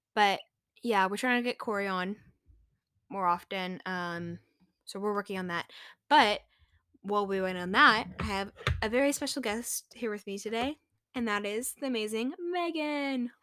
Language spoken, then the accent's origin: English; Texas, United States; we're from Texas.